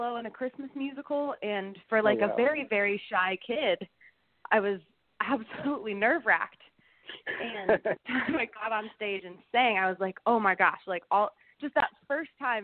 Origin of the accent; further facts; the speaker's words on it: Flower Mound, Texas, United States; now in Nashville, United States; I grew up in Flower Mound, Texas, which most people haven't heard of, so it's just near Dallas